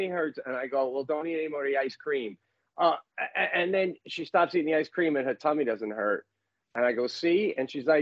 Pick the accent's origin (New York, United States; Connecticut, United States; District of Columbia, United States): New York, United States; being a New Yorker